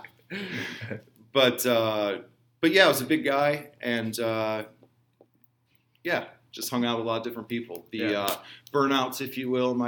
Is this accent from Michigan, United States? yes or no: yes; Fraser, Michigan, United States; I was born in Metro Detroit, okay. Working class, blue collar suburb, Fraser, Michigan. If you've seen the movie 8 Mile, I grew up on 13 Mile